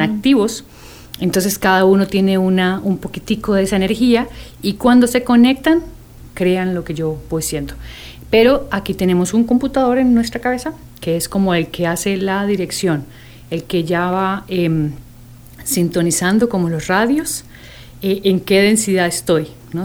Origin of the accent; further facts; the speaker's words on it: Costa Rica; soy tica